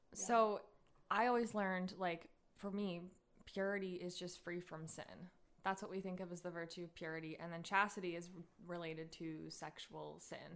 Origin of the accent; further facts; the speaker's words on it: United States; I was raised in America